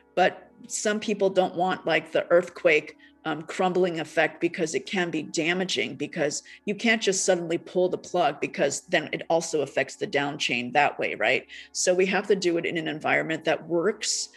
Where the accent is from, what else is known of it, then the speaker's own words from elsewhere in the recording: United States; also born or lived in Taiwan / Japan; I grew up in America.